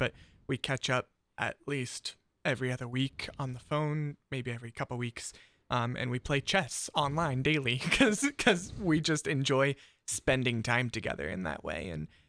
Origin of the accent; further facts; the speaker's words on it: East Liverpool, Ohio, United States; And I can think of one of my close friends I grew up with out in East Liverpool, Ohio. It's right on the river, a little old steel town